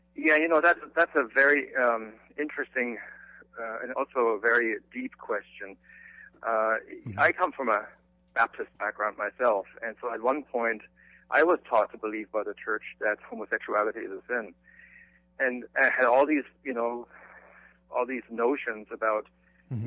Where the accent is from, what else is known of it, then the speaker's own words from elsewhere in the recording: Germany; moved away; I grew up in Germany